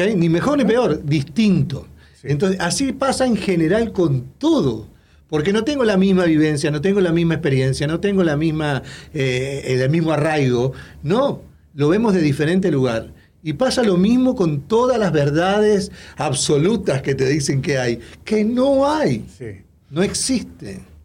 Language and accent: Spanish; Uruguay